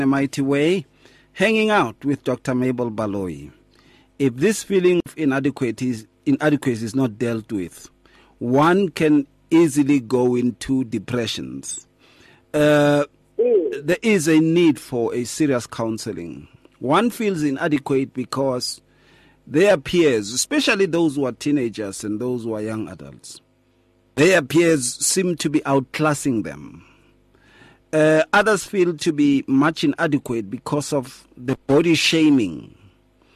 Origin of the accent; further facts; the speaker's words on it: Atteridgeville, Gauteng, South Africa; When I was growing up in Atrichville, in the streets